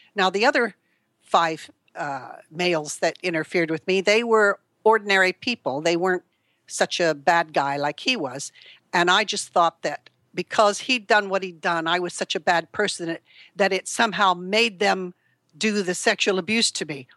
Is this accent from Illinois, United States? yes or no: no; California, United States; moved away as an adult; now in United Kingdom; I was born in California in nineteen forty-three to a very, uh, dysfunctional family